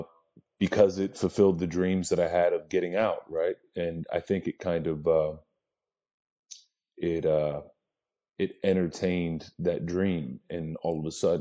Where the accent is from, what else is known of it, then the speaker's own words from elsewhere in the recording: Lebanon, Pennsylvania, United States; also born or lived in Lancaster, Pennsylvania; I was born in Lancaster, Pennsylvania, grew up in Lebanon, Pennsylvania, town about 20 to 25,000 people.